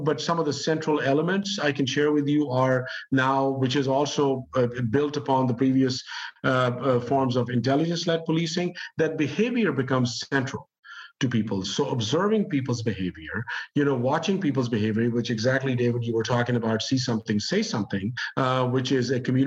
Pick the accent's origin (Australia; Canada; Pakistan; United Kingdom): Pakistan; now in United States; I grew up in Pakistan. I'm an immigrant myself. And I've been living in the U.S. since the late 1970s.